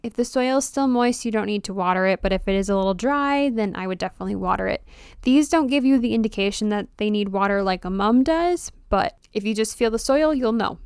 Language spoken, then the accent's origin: English; Wisconsin, United States; I'm from Wisconsin